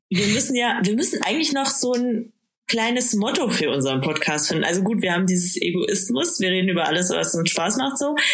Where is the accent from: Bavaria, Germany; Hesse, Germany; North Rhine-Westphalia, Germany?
Bavaria, Germany; Bad Aibling; moved away; ich komme aus Bad Aibling ursprünglich